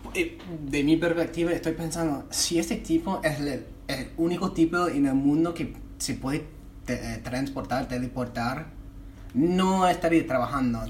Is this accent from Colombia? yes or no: no; United States; Spanish is a second language; moved away as an adult; now in Buenos Aires, Argentina; yo vengo de un lugar de Estados Unidos donde todo es posible.